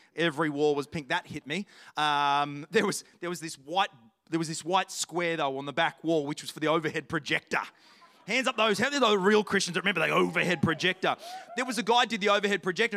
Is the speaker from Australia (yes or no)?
yes; Australia; I'm from Australia